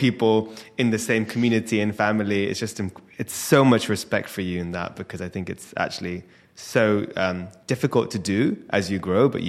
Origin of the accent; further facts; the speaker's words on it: Scotland, United Kingdom; definitely being Scottish, I think it helps because it allows you to connect with also your audience